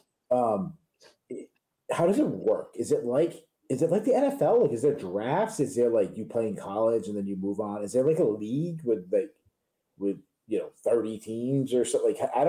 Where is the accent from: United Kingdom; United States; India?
United States; obviously I'm American.